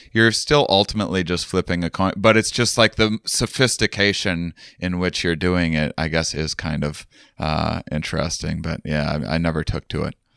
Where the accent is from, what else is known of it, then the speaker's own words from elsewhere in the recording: La Crosse, Wisconsin, United States; moved away as an adult; I'm in my hometown at the moment.